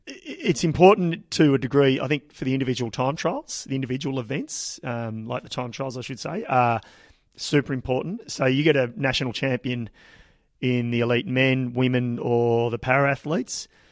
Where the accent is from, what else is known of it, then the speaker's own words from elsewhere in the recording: Ballarat, Victoria, Australia; it is my hometown